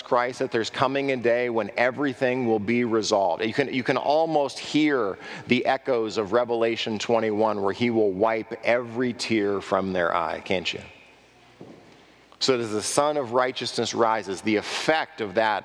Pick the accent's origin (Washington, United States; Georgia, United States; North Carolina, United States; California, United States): California, United States; Southern; also born or lived in Texas; I grew up in Southern California where livestock is rare.